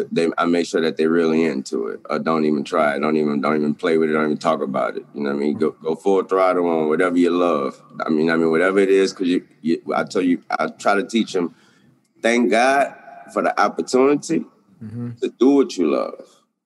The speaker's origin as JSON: {"language": "English", "region": "the South", "country": "United States", "said": "cold, man. I'm from the South, man."}